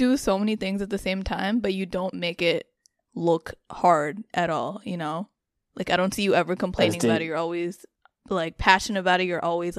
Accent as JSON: {"language": "English", "town": "New York City", "region": "New York", "country": "United States", "tie": "born or raised there", "said": "I grew up in New York. I was born and raised here."}